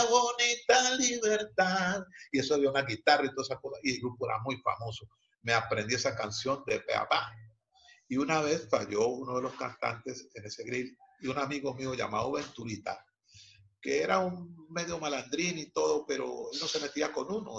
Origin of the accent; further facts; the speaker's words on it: Cali, Valle del Cauca, Colombia; padres chocuanos radicados en la ciudad de Cali, la ciudad donde yo nací